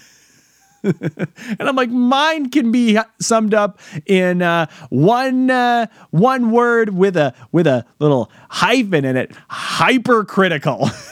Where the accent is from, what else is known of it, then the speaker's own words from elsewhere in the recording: New York, United States; I'm from New York